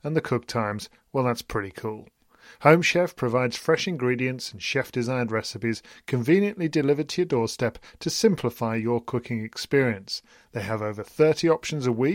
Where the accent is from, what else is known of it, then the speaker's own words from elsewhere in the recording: United Kingdom; we're British